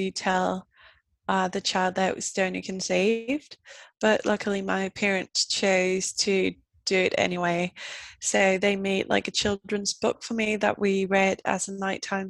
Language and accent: English; Denmark; I am 25 and I'm from Denmark